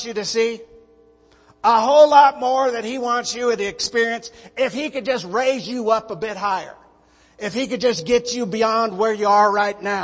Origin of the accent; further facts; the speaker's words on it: Montana, United States; moved away as an adult; also born or lived in North Myrtle Beach, South Carolina; Liz and I were both born and raised in Montana, big sky country